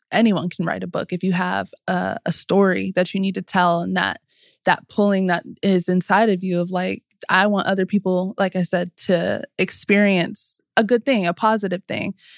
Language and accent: English; Southern California, United States; moved away as an adult; also born or lived in Atlanta; growing up in Southern California